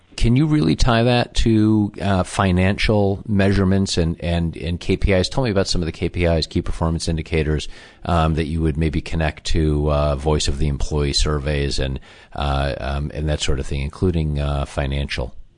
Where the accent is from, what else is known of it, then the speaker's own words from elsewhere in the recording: Chicago, Illinois, United States; that's my hometown as well.